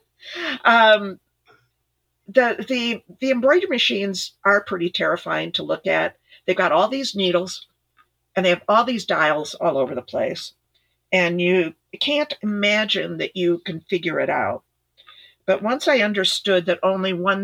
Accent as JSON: {"language": "English", "town": "Ithaca", "region": "New York", "country": "United States", "tie": "born or raised there", "also_born_or_lived": "Midwest", "moved": "yes", "said": "I grew up in Ithaca, New York"}